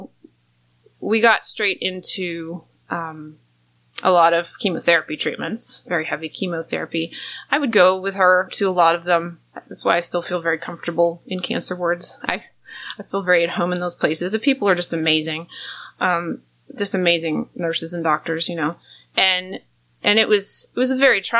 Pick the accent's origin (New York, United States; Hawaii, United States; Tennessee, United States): New York, United States; Rochester; I was born in New York, Rochester, New York